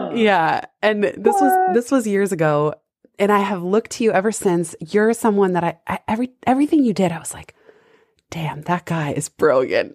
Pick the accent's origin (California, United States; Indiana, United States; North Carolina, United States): California, United States; San Francisco; I grew up in San Francisco